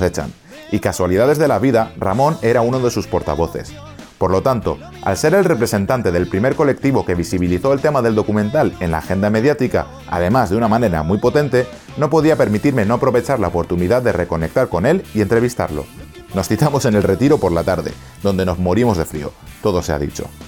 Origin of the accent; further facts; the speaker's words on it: Xàbia, Valencian Community, Spain; now in United States; Xavia, mi pueblo